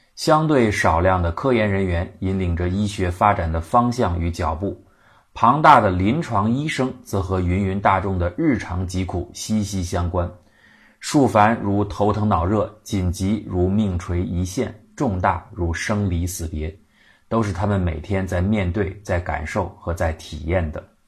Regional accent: China; 我们中国人

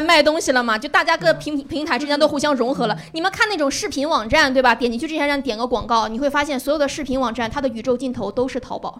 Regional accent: Northeast China, China; 我们东北人

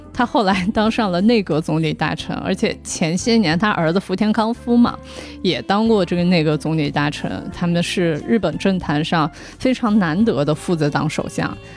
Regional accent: southern China, China; 我从小因为我在南方长大

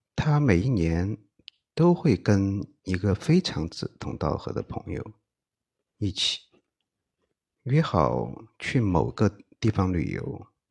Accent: Chengdu, Sichuan, China; 身为成都人的我

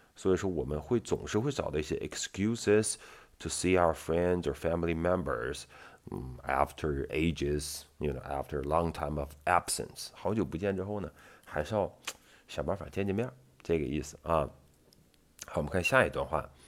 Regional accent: Northeast China, China; 我们东北人他就是有同样的一些特色在里面

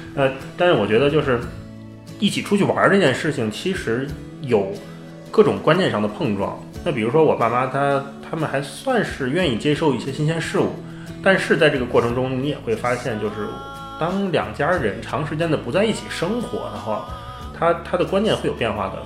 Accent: Beijing, China; 因为我家是北京的

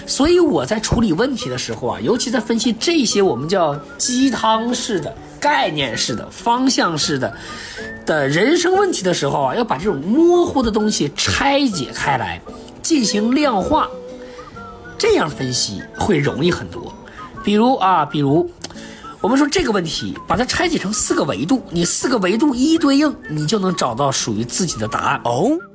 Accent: Hegang, Heilongjiang, China; now in Beijing, China; 我们老家最近红了啊，就鹤岗啊，一套房子一万多、三万多那个鹤岗

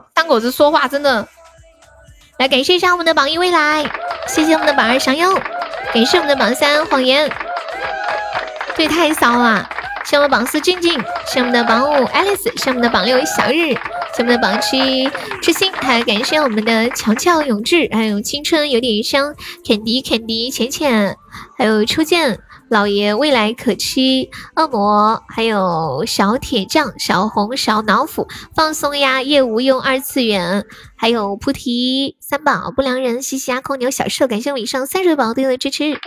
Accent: Nanchong, Sichuan, China; 我是南充的

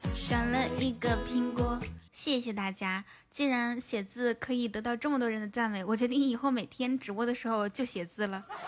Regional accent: Inner Mongolia, China; moved away; 我说我是内蒙古的

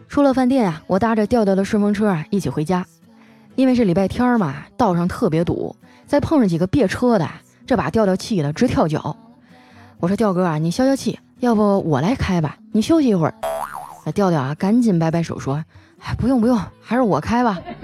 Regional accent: Northeast China, China; accent: Northeastern (Dongbei); 我的东北口音有那么重吗

